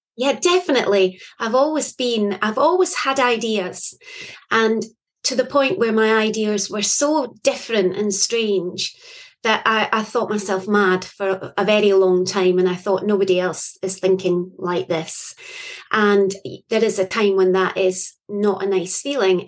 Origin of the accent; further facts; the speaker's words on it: Scotland, United Kingdom; I am from Scotland.